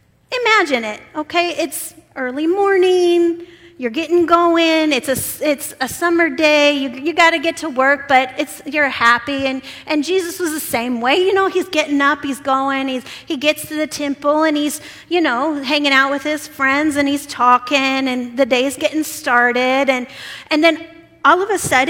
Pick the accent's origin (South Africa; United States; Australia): United States; Omaha, Nebraska; moved away as an adult; also born or lived in Cochabamba, Bolivia; I'm a Nebraskan, born and raised in Omaha, Nebraska.